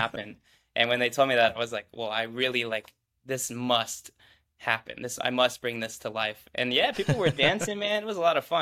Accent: Midwest, United States; born and raised in the Midwest.

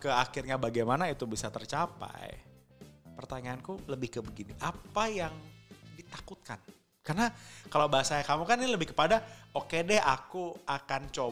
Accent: Java, Indonesia; Orang saya orang Jawa, sendiri. Jawa KW.

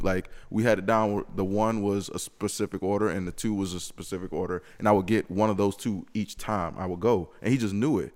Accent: Lexington, South Carolina, United States; moved away as an adult; now in Greenville, United States; me being from Lexington, Columbia area, knowing everything pretty much about it

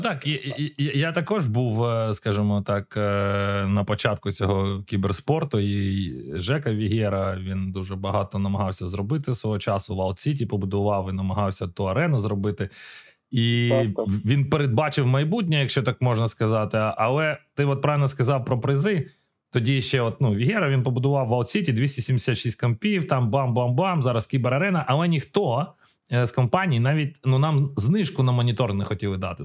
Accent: Ukraine; ми з України, ми народилися, ми зростали в Україні

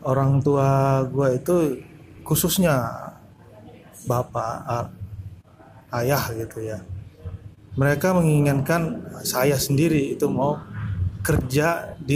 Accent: North Sumatra, Indonesia; jadi ekspektasi orang tua kita sebagai orang Batak mereka mereka pasti menuntut anaknya yang terbaik

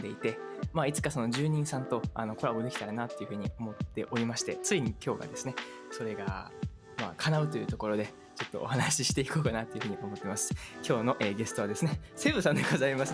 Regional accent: Uji, Kyoto, Japan; first language Japanese; 僕がその地元だから自分の地元のこと知らない

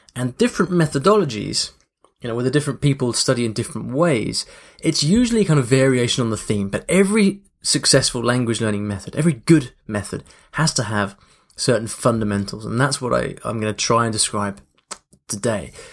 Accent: London, United Kingdom; also born or lived in Paris; then went back to London and learnt languages back home in London as well

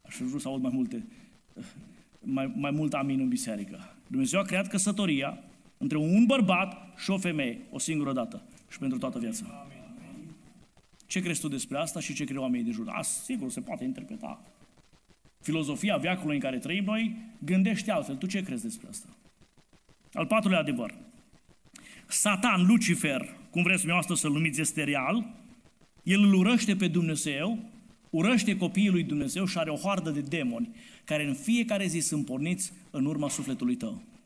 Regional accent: Romania; Noi suntem români

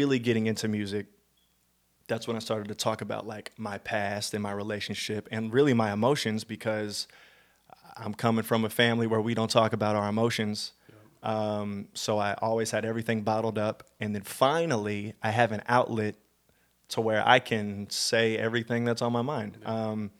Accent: Illinois, United States; also born or lived in St. Louis, Missouri; I was born in St. Louis, Missouri, but at a very young age, my parents took me out. We did town hopping a lot, and so I was raised in small towns outside of St. Louis, in Illinois a little bit, and so I am a very small town boy.

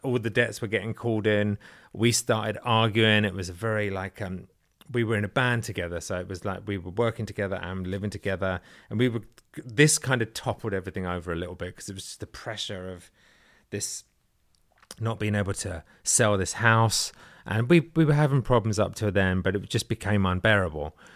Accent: England, United Kingdom; moved away as an adult; now in United States; I am English

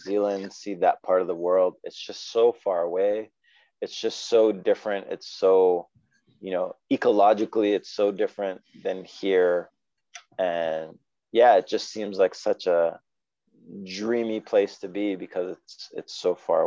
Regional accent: Canada; also born or lived in Atlanta, Georgia, United States; a Canadian raised in Canada

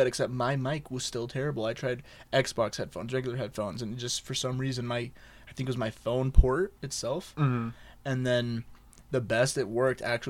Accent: United States; I was born here.

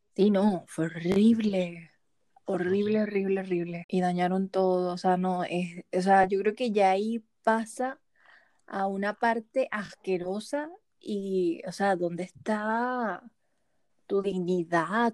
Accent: Venezuela; moved away; venimos de Venezuela

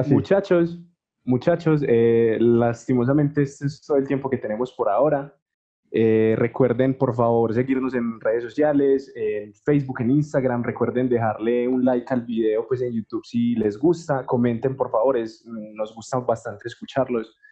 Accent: La Victoria, Valle del Cauca, Colombia; moved away; gran parte de mi infancia la viví en la Victoria, el Valle del Cauca

